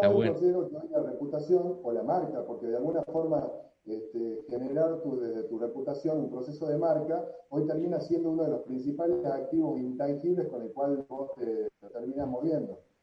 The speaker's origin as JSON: {"language": "Spanish", "town": "San Miguel de Tucumán", "region": "Tucumán", "country": "Argentina", "tie": "born or raised there", "also_born_or_lived": "Miami, United States / Madrid, Spain", "moved": "as an adult", "said": "nací en Tucumán, hace 45 años, tengo 45 años"}